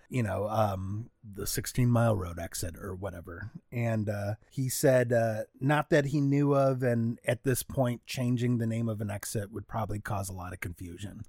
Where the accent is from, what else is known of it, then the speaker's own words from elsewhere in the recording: Troy, Michigan, United States; now in Los Angeles, United States; I grew up in Troy